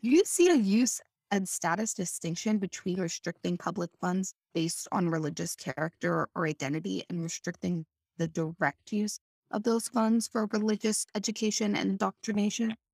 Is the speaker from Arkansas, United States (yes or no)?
no; Washington, United States; my home state of Washington